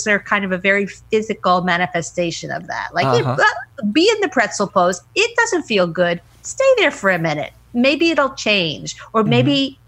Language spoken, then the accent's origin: English; United States; I'm an American